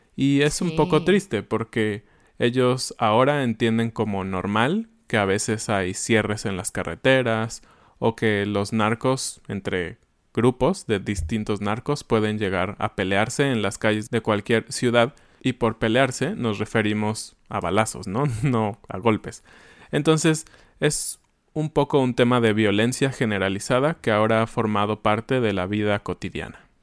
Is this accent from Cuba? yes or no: no; Mexico; vivimos bien como mexicanos